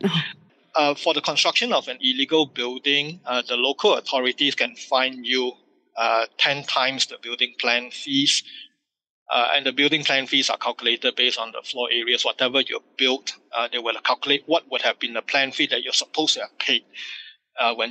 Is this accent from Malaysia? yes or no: yes; Malaysia